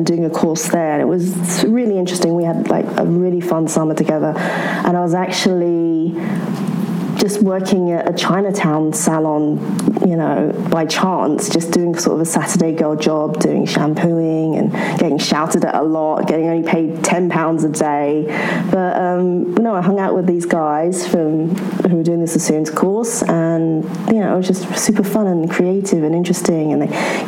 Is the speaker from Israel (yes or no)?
no; London, United Kingdom; I grew up in London